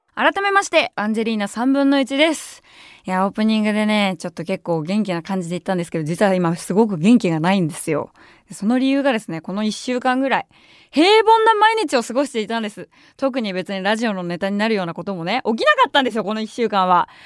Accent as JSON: {"language": "Japanese", "region": "Tokyo", "country": "Japan", "tie": "born or raised there", "said": "私も結構まあ下町出身っていうのもあって"}